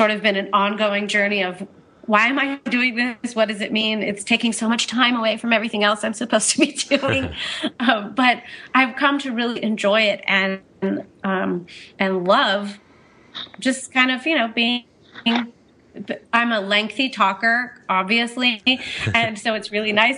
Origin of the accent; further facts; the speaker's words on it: Orange County, California, United States; now in Montana, United States; I'm from Orange County